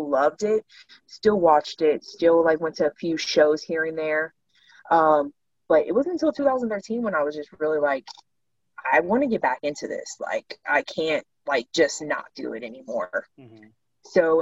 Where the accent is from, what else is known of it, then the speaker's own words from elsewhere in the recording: Overton, Texas, United States; moved away; also born or lived in Dallas–Fort Worth, Texas; we had moved from DFW to a small town called Overton, which is where I say I'm from. Like I grew up in Overton.